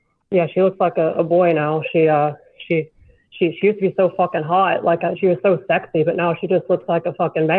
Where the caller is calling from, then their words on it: Seattle, Washington, United States; I'm calling from Seattle.